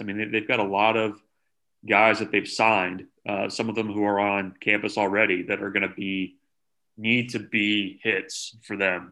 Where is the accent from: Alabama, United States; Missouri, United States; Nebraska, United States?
Nebraska, United States; Omaha; I grew up in Omaha